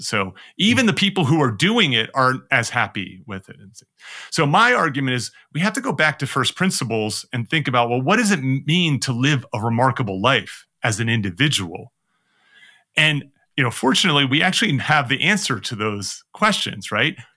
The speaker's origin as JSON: {"language": "English", "country": "United States", "said": "as an American"}